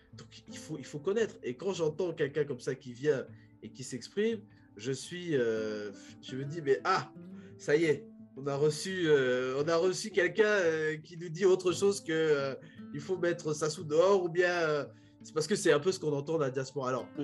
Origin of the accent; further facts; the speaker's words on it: Republic of the Congo; moved away; en tant que Congolais